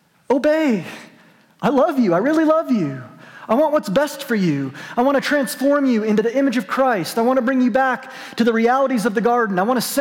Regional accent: New Mexico, United States; I'm from New Mexico. My parents go to this church.

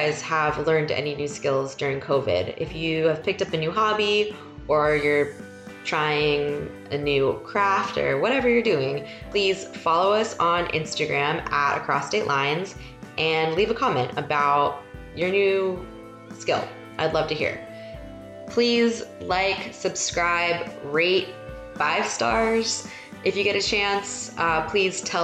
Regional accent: West Coast, United States; I am a West Coast person. I grew up on the West Coast

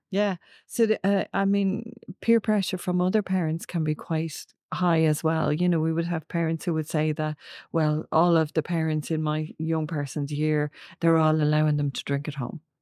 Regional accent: Ireland; we are in Ireland, we are an Irish culture

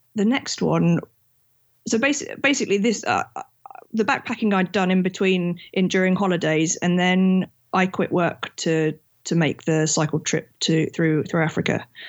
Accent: England, United Kingdom; I'm from England, and I'm an engineer when I'm not traveling.

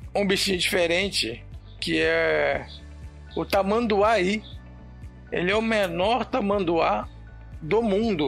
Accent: Belo Horizonte, Minas Gerais, Brazil; moved away as an adult; also born or lived in Pará / Rondônia; Eu sou de Belo Horizonte

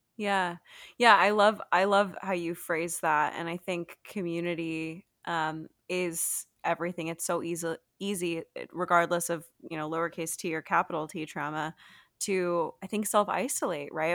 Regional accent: United States; I'm from America

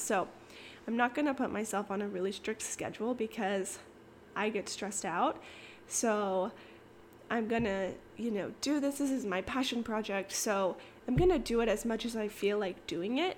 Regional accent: Kansas, United States; moved away as an adult; also born or lived in Arizona; now in Austin, United States; I was born in Kansas. I, I lived in Arizona for a few years, moved back to Kansas. And I basically lived in Kansas up until I moved

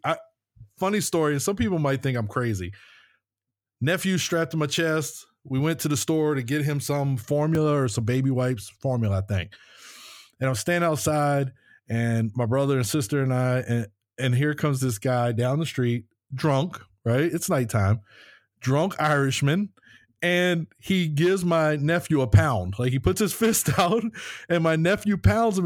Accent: United States; moved away; we're from the States

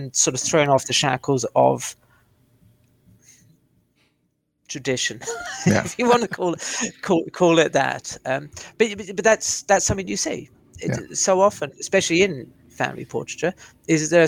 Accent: South Africa; now in United Kingdom; as a youngster growing up in South Africa

